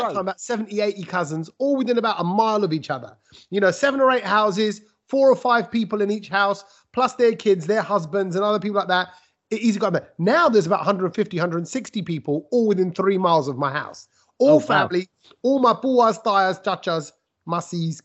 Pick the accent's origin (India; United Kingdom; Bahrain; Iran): United Kingdom; London; growing up in East Ham in the 80s